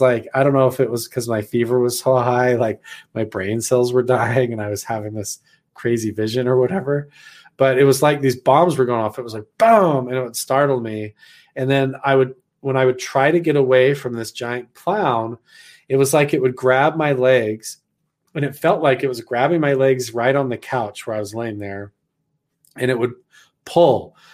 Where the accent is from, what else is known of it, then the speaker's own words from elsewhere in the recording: Idaho, United States; moved away as an adult; I'm actually not from around here because I'm back from Idaho